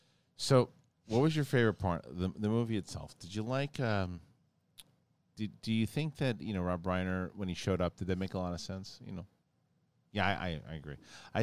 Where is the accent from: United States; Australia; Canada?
Australia; I'm Australian, by the way.